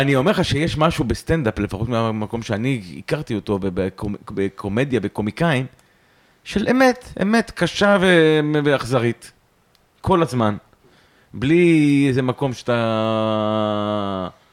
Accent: Yehud-Monosson, Central District, Israel; also born or lived in Haifa; now in Tel Aviv, Israel; נולדתי בחיפה, ומגיל שנתיים אני גר, גרתי במונוסון, במונוסון. אה, ביהוד. אה, ומגיל 20 אני בתל אביב

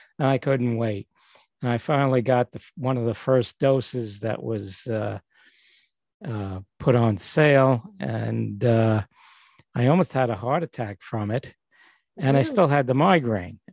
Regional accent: New York City, New York, United States; now in Northport, United States; I was born and grew up in Brooklyn, and right now I'm living in Northport, New York

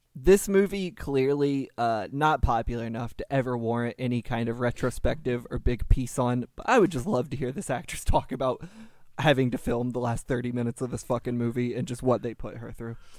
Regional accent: Kentucky, United States; I am not from France, but I am from Kentucky, and I'm not from the rural South, but the South nonetheless.

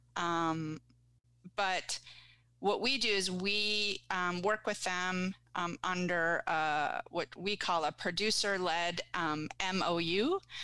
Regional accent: Guelph, Ontario, Canada; moved away as an adult; also born or lived in Vancouver; now in Ottawa, Canada; I grew up in Guelph

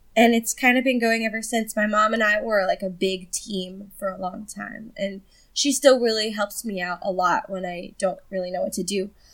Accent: New Jersey, United States; I'm from New Jersey

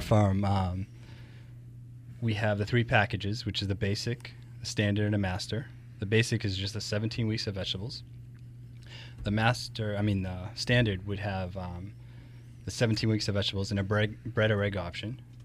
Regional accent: Rochester, United States; being raised, I was originally from Rochester

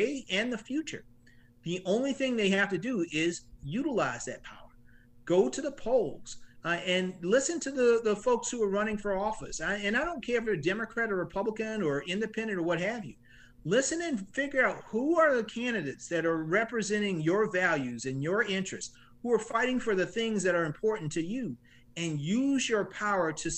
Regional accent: Orangeburg, South Carolina, United States; I grew up here in South Carolina. I grew up in Orangeburg

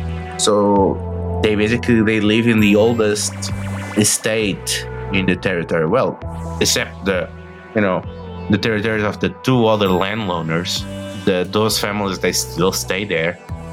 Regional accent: Paris, Île-de-France, France; born there; Well, yeah. Well, I was born in Paris.

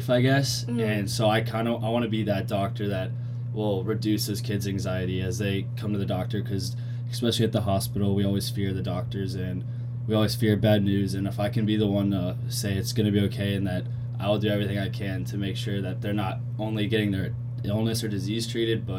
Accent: Cincinnati, Ohio, United States; moved away as an adult; now in Columbia, United States; I'm from Cincinnati, Ohio

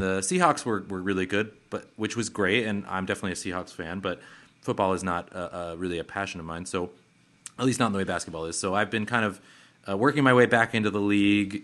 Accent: Seattle, Washington, United States; now in Bay Area, United States; I am from Seattle

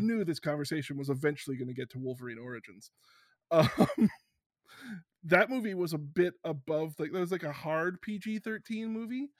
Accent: Canada; I'm so Canadian

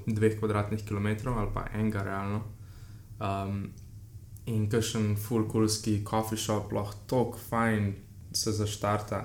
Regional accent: Slovenia; also born or lived in Ljubljana; smo iz Slovenije, še posebej v Ljubljani

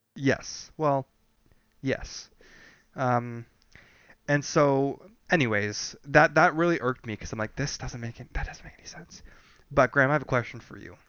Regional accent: Canada; we're from Canada

